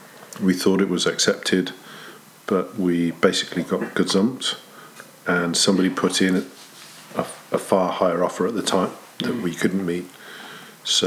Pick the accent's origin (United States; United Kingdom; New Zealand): United Kingdom; Northamptonshire, East Midlands; moved away as an adult; now in South Wales, United Kingdom; I'm English, grew up in Northamptonshire